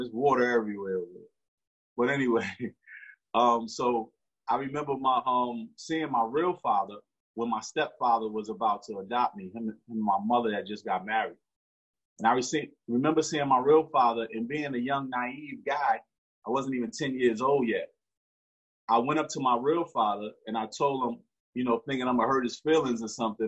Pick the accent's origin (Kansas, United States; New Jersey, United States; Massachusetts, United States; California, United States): New Jersey, United States; Newark; Born and raised in Newark, New Jersey